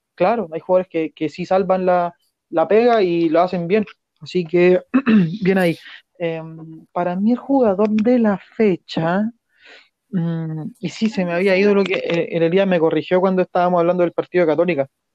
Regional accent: Chile

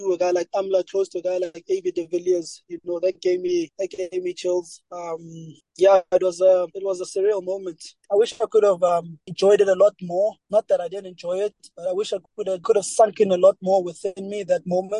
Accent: South Africa; growing up in South Africa as a black individual

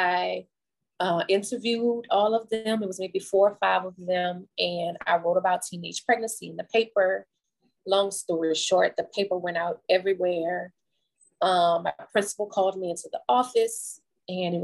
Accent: New Orleans, Louisiana, United States; moved away as an adult; now in Baton Rouge, United States; I am originally from New Orleans, Louisiana, but I have been in Baton Rouge since Katrina.

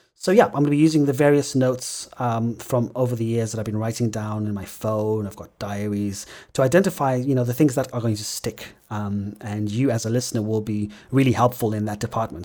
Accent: Zimbabwe; my experience growing up in Zimbabwe

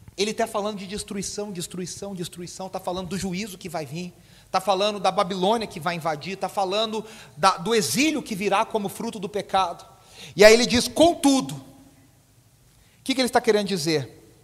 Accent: Poços de Caldas, Minas Gerais, Brazil; a gente, quando era criança lá em Poça, a nossa igreja, a igreja metodista em Poça de Caldas

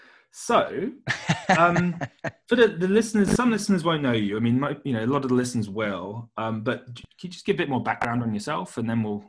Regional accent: United Kingdom; now in Hong Kong; I'm British

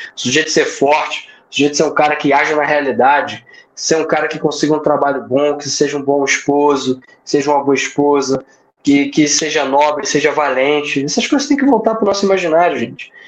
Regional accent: Rio de Janeiro, Brazil; now in Paraíba, Brazil; eu moro aqui, mas eu não sou paraibano, sou carioca.

